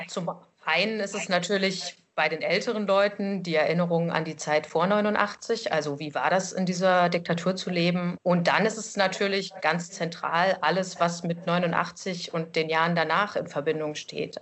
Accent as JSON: {"language": "German", "town": "Erfurt", "region": "Thuringia", "country": "Germany", "also_born_or_lived": "Lower Saxony", "moved": "as an adult", "lives_now": "Leipzig, Germany", "said": "In Leipzig sage ich, ich komme aus Erfurt."}